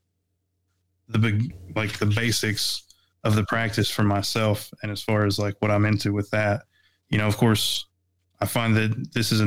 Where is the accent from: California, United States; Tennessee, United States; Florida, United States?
Tennessee, United States; East; I was born and raised in East Tennessee